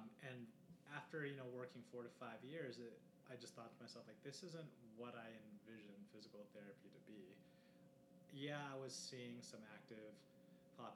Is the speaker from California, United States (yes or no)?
yes; Los Angeles, California, United States; moved away as an adult; also born or lived in San Diego, California / San Luis Obispo, California; now in Denver, United States; a guy that grew up in, Los Angeles